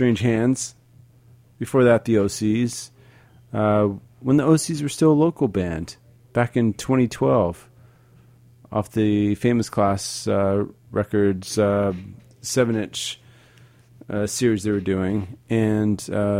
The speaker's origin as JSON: {"language": "English", "town": "Dallas", "region": "Texas", "country": "United States", "tie": "born or raised there", "said": "my hometown of Dallas, Texas"}